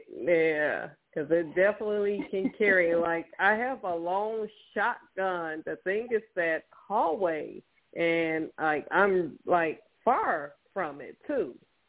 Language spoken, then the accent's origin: English; Chicago, Illinois, United States; moved away as an adult; also born or lived in Portland, Oregon; I'm originally from Chicago, so I came back home in 2006.